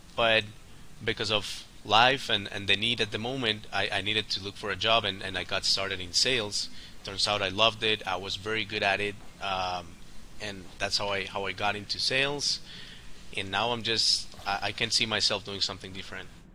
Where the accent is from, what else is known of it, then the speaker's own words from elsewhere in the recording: Colombia; born and raised in Colombia